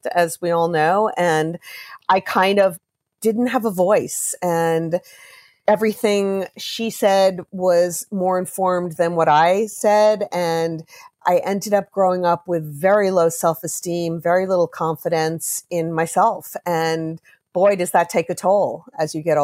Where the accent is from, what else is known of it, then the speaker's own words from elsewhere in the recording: Roslyn, New York, United States; I grew up in Roslyn, Long Island.